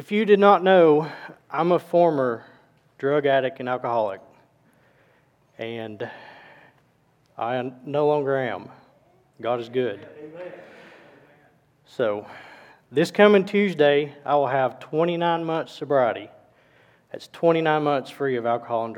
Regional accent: Cohutta, Georgia, United States; also born or lived in Dalton, Georgia; I was born in Dalton, Georgia in 1981. I was raised in a small town of Cahutta, Georgia

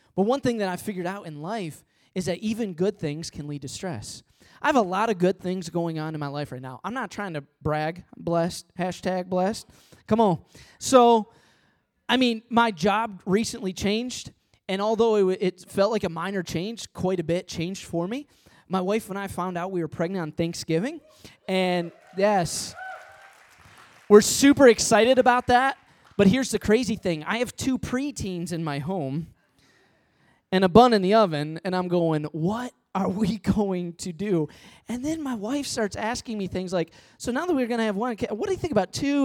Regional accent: Midwest, United States; now in Long Island, United States; I'm from the Midwest

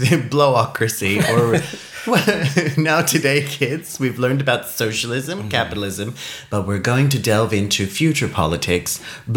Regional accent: Australia; I'm Australian.

